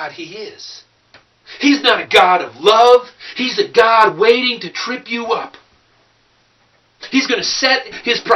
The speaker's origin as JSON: {"language": "English", "area": "Clearwater County", "region": "Minnesota", "country": "United States", "said": "I'm from Clearwater County, Minnesota"}